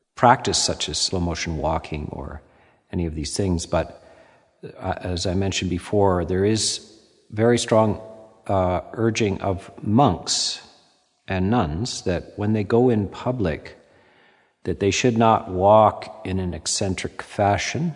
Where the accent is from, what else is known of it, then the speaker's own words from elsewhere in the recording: Canada; being Canadian